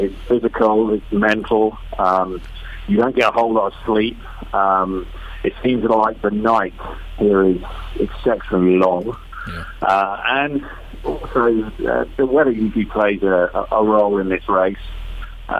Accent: United Kingdom; I'm British

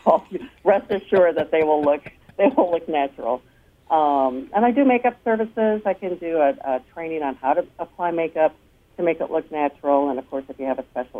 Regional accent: Coldwater, Michigan, United States; moved away; also born or lived in Texas / Austin, Texas; coming to my hometown of Coldwater

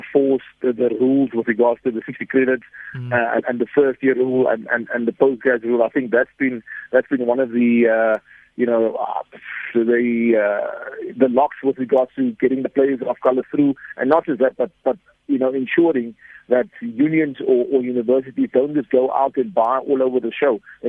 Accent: South Africa; if we as South African

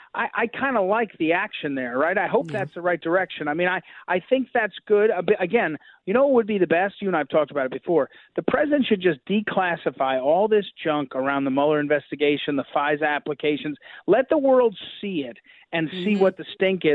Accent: Missouri, United States; from Missouri, my home state

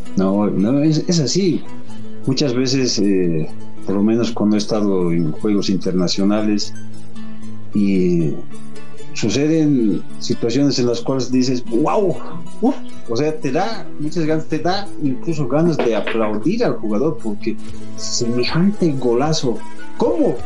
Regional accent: Bolivia; nosotros como bolivianos

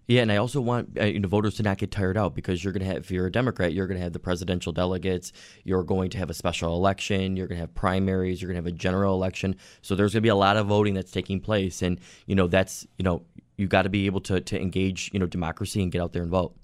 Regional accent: Orchard Park, New York, United States; I grew up in Orchard Park

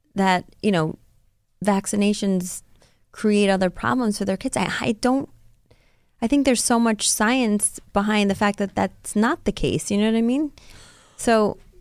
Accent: Rockland County, New York, United States; my hometown, um, you know, Rockland County where I grew up

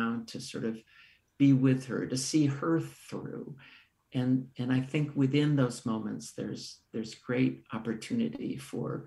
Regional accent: Menlo Park, California, United States; the house I grew up in Menlo Park, the house I returned to care for my mom in Menlo Park, California.

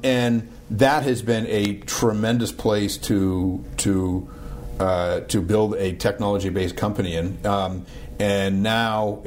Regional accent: Boston, Massachusetts, United States; now in Pittsburgh, United States; I'm from Boston

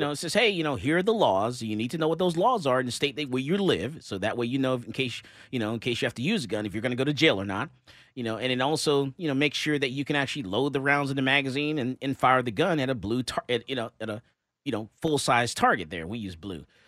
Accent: Texas, United States; we're from Texas

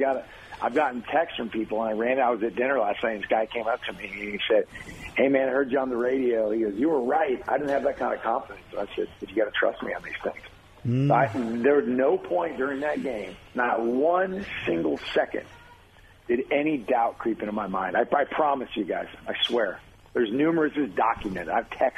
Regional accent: Wichita, Kansas, United States; I grew up in Wichita

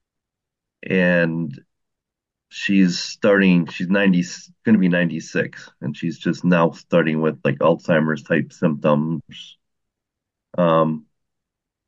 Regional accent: Wisconsin, United States; I'm from Wisconsin.

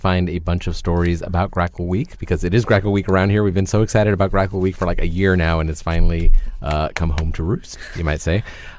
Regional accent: South Texas, United States; now in Austin, United States; I grew up in South Texas

